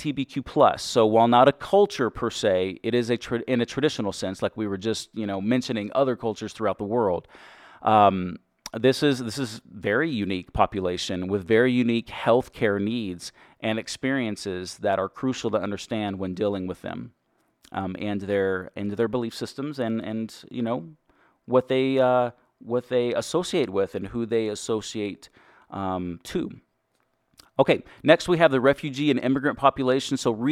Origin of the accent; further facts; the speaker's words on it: Texas, United States; accent: Texas; I am from Texas. I've worked very hard to get rid of my Texas accent.